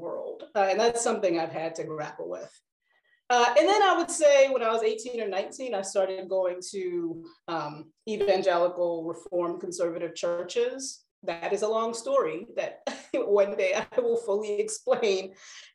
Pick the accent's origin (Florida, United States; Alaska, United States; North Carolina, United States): North Carolina, United States; I grew up in North Carolina